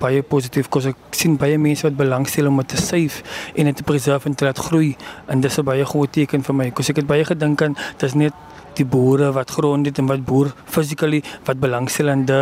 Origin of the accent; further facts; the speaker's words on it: Genadendal, Western Cape, South Africa; ek is van Genadendal